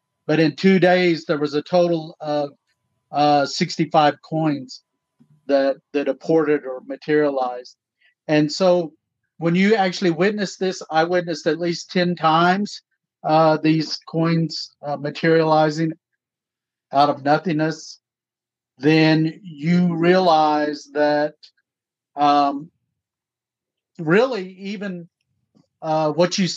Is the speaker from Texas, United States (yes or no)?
no; Tahlequah, Oklahoma, United States; also born or lived in Fort Defiance, Arizona / Navajo Reservation; were taken back to Oklahoma, where we were raised in Tahlequah and that surrounding area